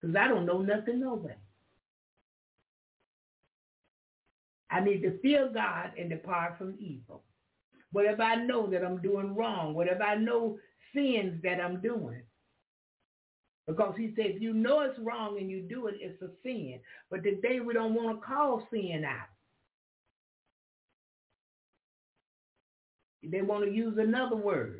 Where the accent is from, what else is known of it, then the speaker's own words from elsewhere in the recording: Florida, United States; I'm from Florida. That's the South. It's country.